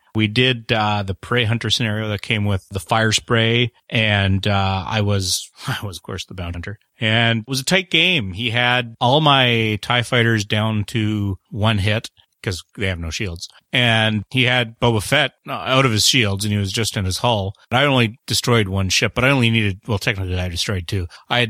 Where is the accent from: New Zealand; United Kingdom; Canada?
Canada; I'm the Canadian.